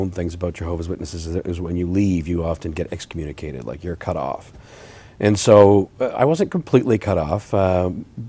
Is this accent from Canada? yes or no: yes; Huntsville, Ontario, Canada; So I'm from Huntsville.